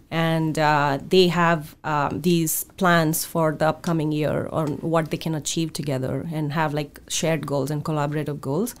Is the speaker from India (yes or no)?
yes; India; now in Seattle, United States; when I was growing up in India.